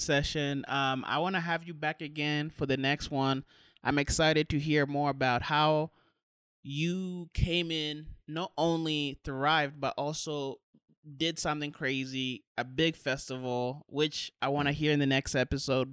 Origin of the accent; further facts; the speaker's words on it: Burundi; I was born in Burundi